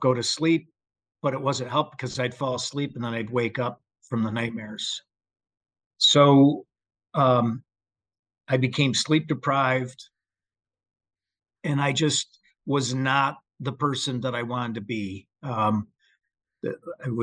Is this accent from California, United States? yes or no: no; Michigan, United States; moved away as an adult; just a Joe average Midwestern guy growing up in Michigan